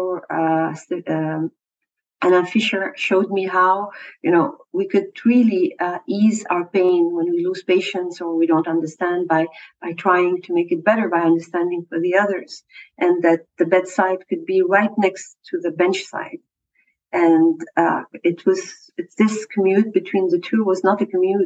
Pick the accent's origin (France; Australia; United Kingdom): France; moved away as an adult; now in Montreal, Canada; I grew up in France